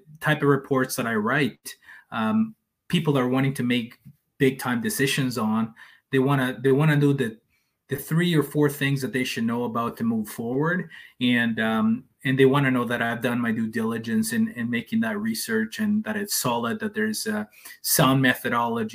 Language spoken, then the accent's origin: English; El Salvador; first language Spanish; English is a second language; also born or lived in Canada; like Salvadorans, we, most of us speak Spanish, and, you know, that's our first language